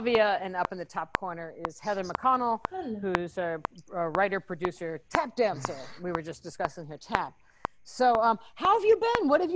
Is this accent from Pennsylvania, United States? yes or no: no; New York City, New York, United States; growing up in the Italian neighborhoods